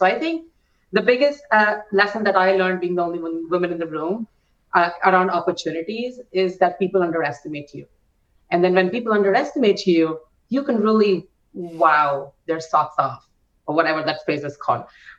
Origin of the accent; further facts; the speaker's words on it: India; English is a second language; also born or lived in France / Canada; now in United States; English is not my first language either, right? I came to States 12 years ago and I've lived in France for a little bit, English, US for a bit, Canada for a bit, and I'm from India. So like my accent is all over the place.